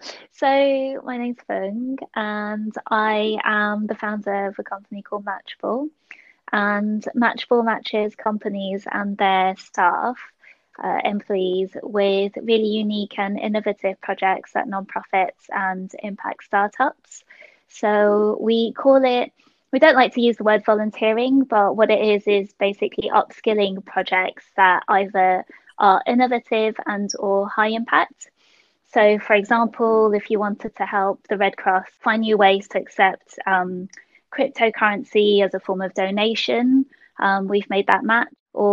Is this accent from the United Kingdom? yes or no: yes; London, United Kingdom; I was born in London, Hammersmith Hospital. And because actually my parents are so precise. I actually originally from Malaysia, so I'm Malaysian Chinese